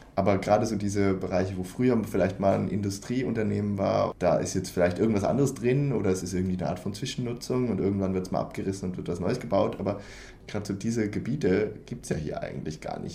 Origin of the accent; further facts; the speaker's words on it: Germany; now in Sweden; als Deutscher